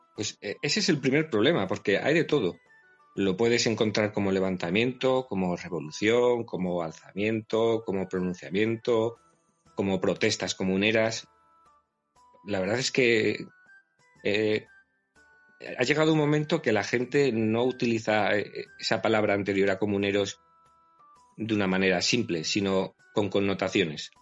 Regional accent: Miranda de Ebro, Castile and León, Spain; Yo soy burgalés, nací en una localidad, Miranda de Ebro

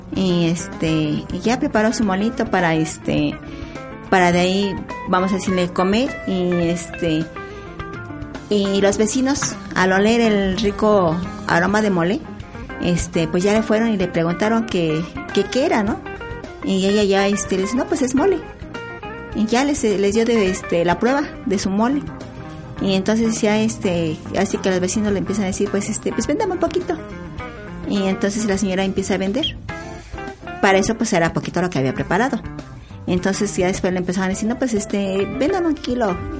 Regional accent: San Pedro Atocpan, Mexico City, Mexico; Soy originaria de San Pedro Atocpan, delegación Milpalta nativa, nativa de San Pedro.

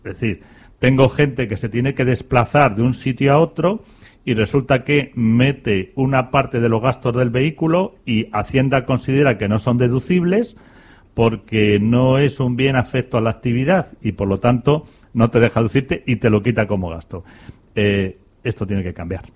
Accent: Spain; como somos muy españoles

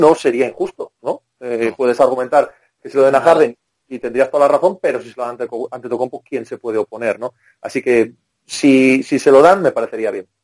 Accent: Cangas, Spain; Cangas es la, mi pueblo, es la capital de la pólvora

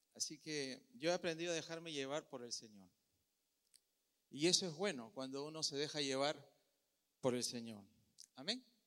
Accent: Peru; now in Puerto Rico; Yo soy de Perú, en Perú comemos muy bien

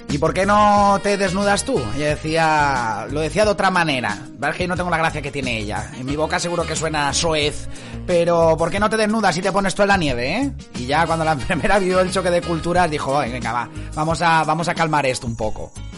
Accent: Dénia, Valencian Community, Spain; yo soy de Denia

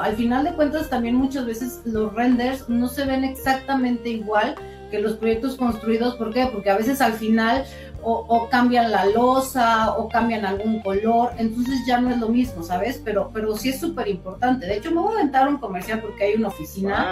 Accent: Mexico; estamos muy orgullosos de estar en México porque, bueno, somos mexicanos

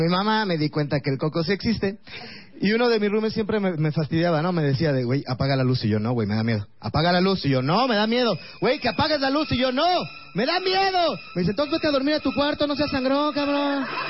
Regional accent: Mexico City, Mexico; soy de Iztapalapa

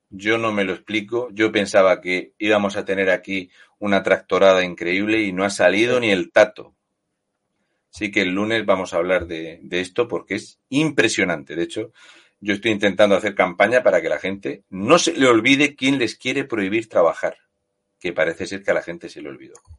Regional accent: Spain; los españoles, como somos españoles

